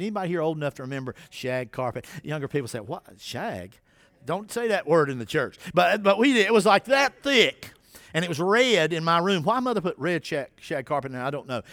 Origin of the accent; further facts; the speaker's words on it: Winston-Salem, North Carolina, United States; now in Dunn, United States; I grew up in Winston-Salem, North Carolina.